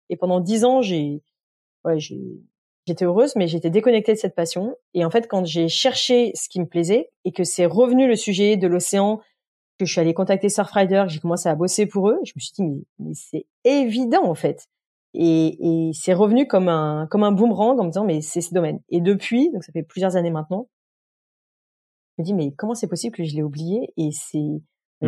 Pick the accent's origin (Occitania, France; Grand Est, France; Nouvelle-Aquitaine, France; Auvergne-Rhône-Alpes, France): Auvergne-Rhône-Alpes, France; Beaujolais, Lyon region; moved away as an adult; mes parents habitaient dans la région lyonnaise, dans le Beaujolais, euh, donc j'ai vécu dans un, village euh, jusqu'à voilà jusqu'à être majeur grosso modo euh, dans, dans le Beaujolais